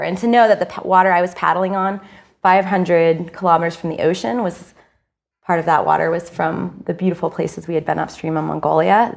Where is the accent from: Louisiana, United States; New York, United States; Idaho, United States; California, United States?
Idaho, United States; I grew up in Idaho